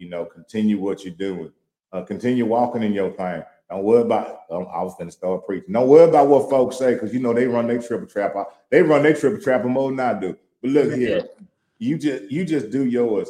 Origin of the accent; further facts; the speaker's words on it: Louisiana, United States; now in Houston, United States; I'm from Louisiana, and I'm by this country as they come